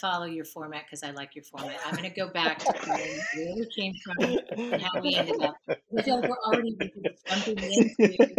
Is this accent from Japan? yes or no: yes; Japan; So I grew up in Japan.